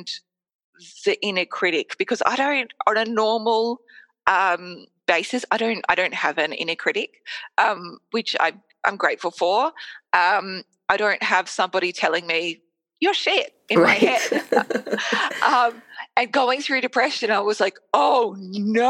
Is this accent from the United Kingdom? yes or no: no; Australia; I'm Australian